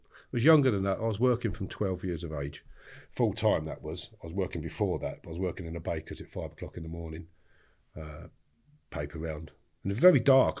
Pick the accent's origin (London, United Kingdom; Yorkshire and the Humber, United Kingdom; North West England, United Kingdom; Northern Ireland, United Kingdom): London, United Kingdom; Harefield; I grew up in the countryside in Harefield, Middlesex